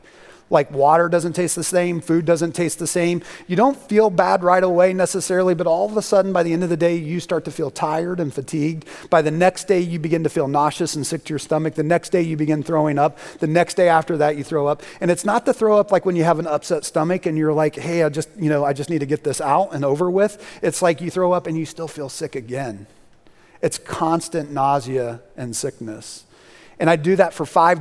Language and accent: English; Indiana, United States; moved away; the place that I grew up in Indiana